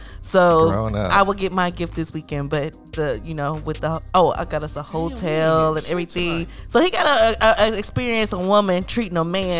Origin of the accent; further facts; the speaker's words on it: the South, United States; now in Washington, United States; I'm from the South